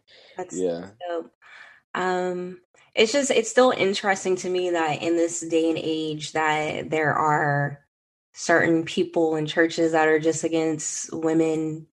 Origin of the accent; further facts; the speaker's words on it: California, United States; I was raised in California